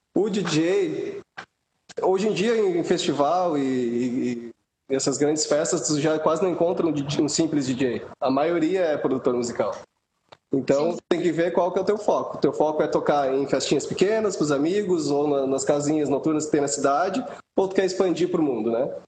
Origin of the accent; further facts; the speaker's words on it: Rio Grande do Sul, Brazil; lá do Rio Grande do Sul, que sou gaúcho